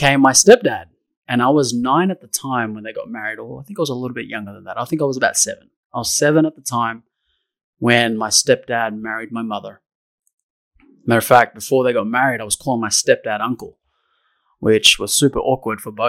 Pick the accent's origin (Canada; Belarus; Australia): Australia; Sydney, New South Wales; I grew up in Australia, Sydney, in a suburb called Summerhill